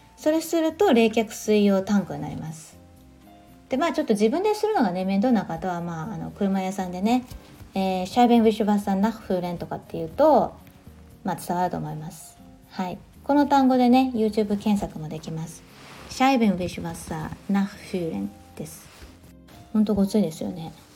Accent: Japan; moved away as an adult; now in Germany; 私は温暖な地方で育った

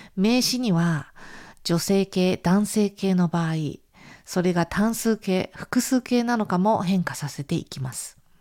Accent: Japan; moved away as an adult; now in Italy; 私のような亀の歩みの日本人学生

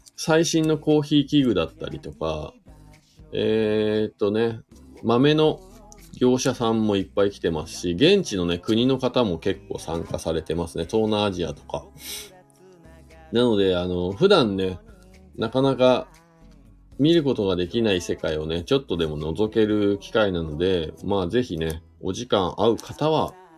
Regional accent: Shizuoka, Japan; moved away as an adult; now in Hakuba, Japan; 僕、静岡県出身なんで富士山がね、いつも目の前にあるところで生まれ育った

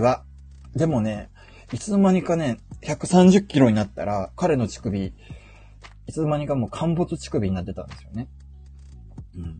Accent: Fukuoka, Japan; also born or lived in Yamaguchi / Tokyo; 福岡は、あのー、ふるさとなんで、あのー、よく福岡に帰ってたんですよね

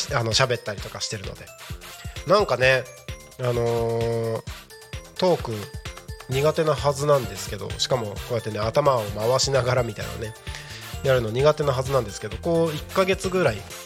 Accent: Japan; 自分のねこの生まれ育った日本

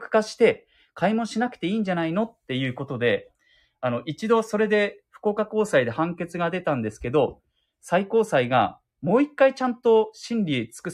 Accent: Fukuoka, Japan; だからもう、喫水の博多っ子、うん、福岡市出身なので、ねえ、ほんと気になるな。

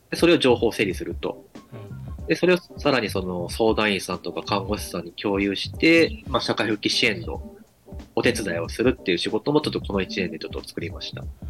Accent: Kagoshima, Japan; 鹿児島生まれ、鹿児島育ち

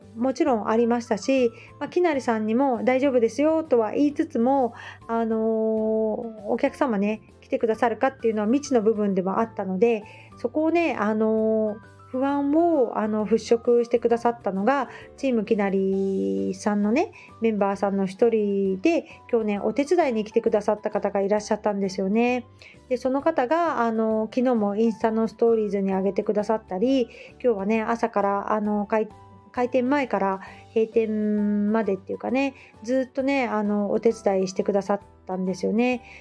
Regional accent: Hamamatsu, Shizuoka, Japan; now in Kamakura, Japan; 浜松にね出身

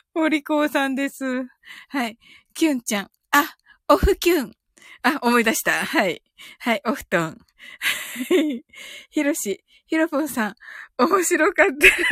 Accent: Kumamoto, Japan; 生まれは熊本です

